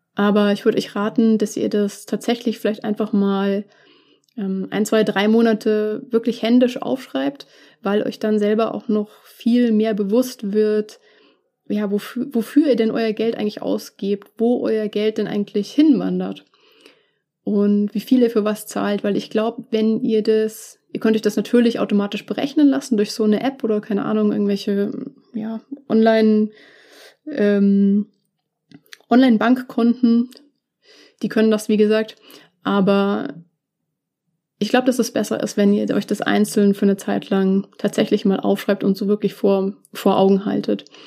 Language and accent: German; Munich, Bavaria, Germany; dass München meine, meine Heimatstadt ist und auch immer sein wird.